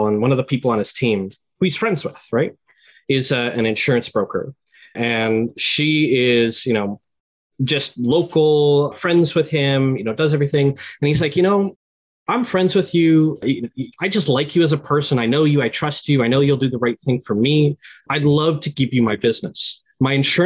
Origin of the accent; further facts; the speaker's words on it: Canada; I'm Canadian